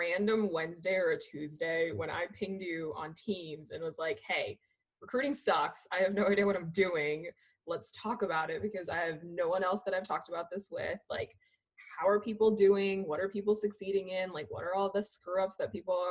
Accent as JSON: {"language": "English", "town": "Philadelphia", "region": "Pennsylvania", "country": "United States", "tie": "born or raised there", "also_born_or_lived": "India / St. Louis", "said": "I was born in India, grew up right outside of Philly"}